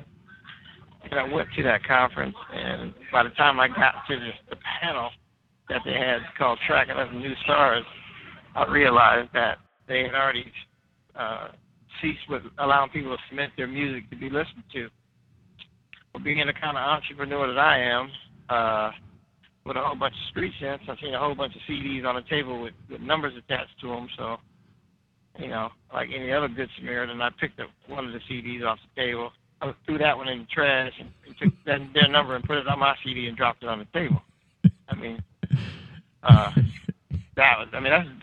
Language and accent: English; Georgia, United States; I was from Georgia